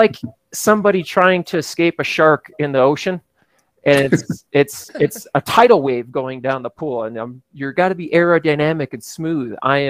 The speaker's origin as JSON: {"language": "English", "country": "United States", "said": "I am an American."}